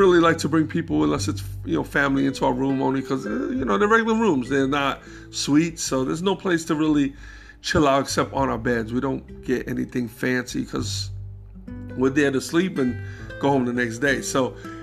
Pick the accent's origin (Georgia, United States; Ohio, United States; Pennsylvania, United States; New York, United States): New York, United States; I'm coming from New York, 42nd Street, even the days when that shit was, like, gritty